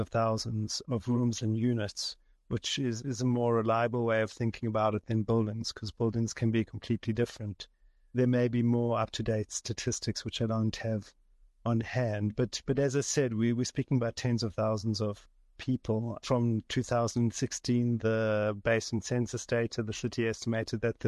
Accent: Johannesburg, Gauteng, South Africa; I'm from Johannesburg. I grew up in different parts of the city, in Yeovil and Kensington.

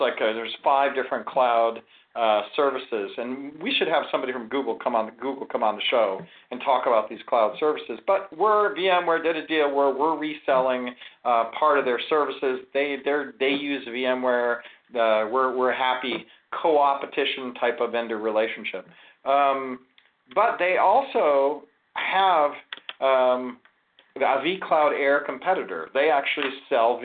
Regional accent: Ohio, United States; also born or lived in Florida; now in California, United States; My old stomping grounds is Ohio. I grew up in Ohio, then I moved to Florida, and then I moved to California

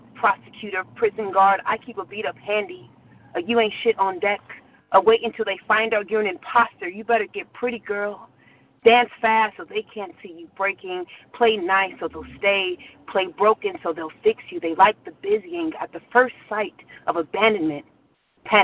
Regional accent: Southern California, United States; now in New York, United States; I'm from Southern California, but I live in New York.

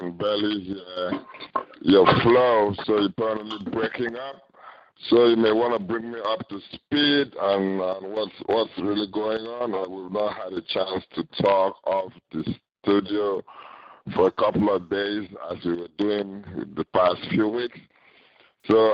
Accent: Nigeria; now in United States; my home country, Nigeria

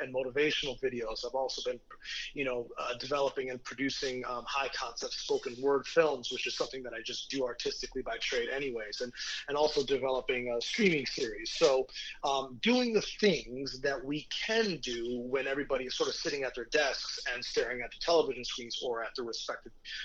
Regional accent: Mexico City, Mexico; moved away; I was raised in Mexico City for 5 years, so I speak Spanish natively

